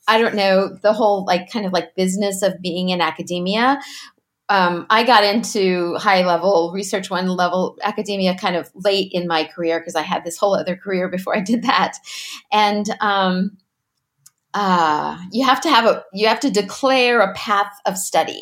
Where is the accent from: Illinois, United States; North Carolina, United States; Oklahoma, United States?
Illinois, United States; Southern; also born or lived in Carbondale, Illinois; I'm originally from Southern Illinois